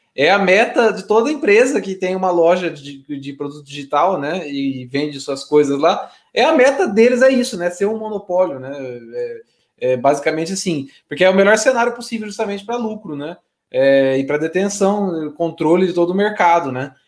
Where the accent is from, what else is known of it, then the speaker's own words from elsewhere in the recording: Brazil; sendo brasileiro